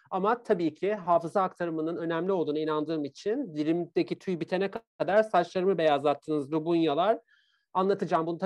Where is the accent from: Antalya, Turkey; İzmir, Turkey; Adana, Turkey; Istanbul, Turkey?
Istanbul, Turkey; Bakırköy; ben İstanbul çocuğuyum. E, Bakırköylüyüm, İstanbul'dayım